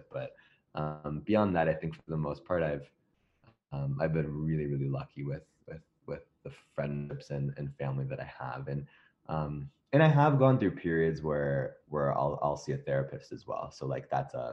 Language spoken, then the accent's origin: English; Midwest, United States; now in Los Angeles, United States; I'm from the Midwest